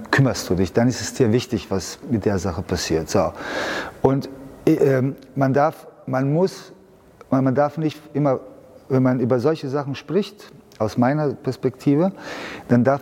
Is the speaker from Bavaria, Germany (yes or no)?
yes; Munich, Bavaria, Germany; born there; Ja, ich bin ja in München geboren, ich kenne mich aus.